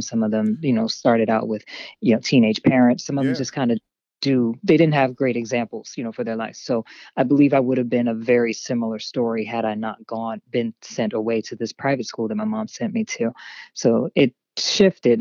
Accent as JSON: {"language": "English", "town": "Harrisburg", "region": "Pennsylvania", "country": "United States", "tie": "born or raised there", "also_born_or_lived": "Hershey, Pennsylvania", "said": "I am from Harrisburg, Pennsylvania"}